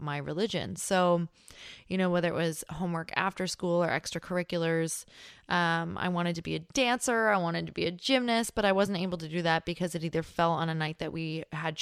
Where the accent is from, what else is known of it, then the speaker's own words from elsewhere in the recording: Upper Peninsula of Michigan, United States; accent: Yooper (Upper Michigan); I grew up in Upper Michigan.